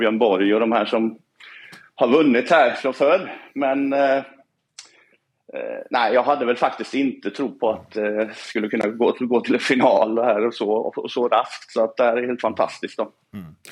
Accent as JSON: {"language": "Norwegian", "country": "Sweden", "tie": "born or raised there", "said": "jeg er oppvekst som svensk"}